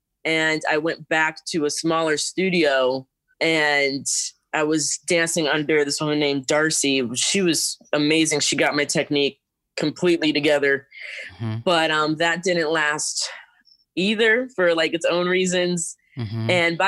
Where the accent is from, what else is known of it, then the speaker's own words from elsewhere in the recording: Rochester, New York, United States; I started dancing at around 5 years old because my parents were tired of me jumping around the house. So they took me to the nearest dance studio in a town nearby called Manaca.